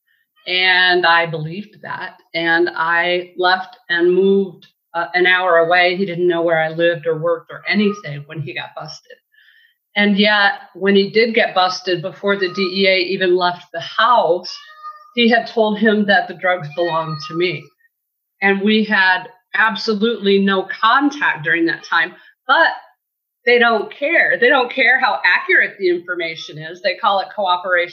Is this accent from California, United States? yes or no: no; Branch County, Michigan, United States; also born or lived in Battle Creek, Michigan; I'm a Michigan girl. I was born in Battle Creek and raised in Branch County, which is down on the Indiana line